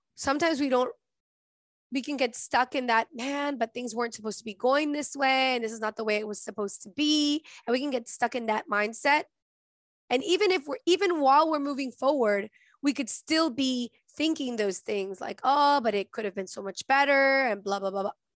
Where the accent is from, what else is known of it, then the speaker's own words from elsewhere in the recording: Venezuela; moved away; I'm from Venezuela, and in Venezuela, I have relatives